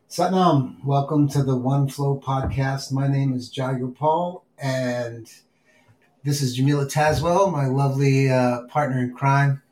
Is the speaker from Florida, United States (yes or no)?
no; New York City, New York, United States; moved away; I grew up in New York City